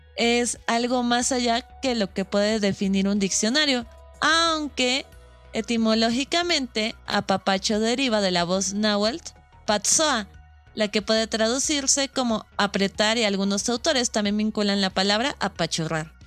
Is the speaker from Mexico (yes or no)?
yes; Mexico; Nosotros como mexicanos